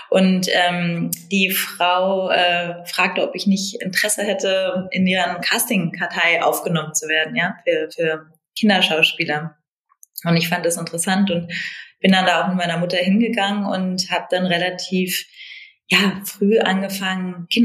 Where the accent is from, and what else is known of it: Berlin, Germany; also born or lived in Italy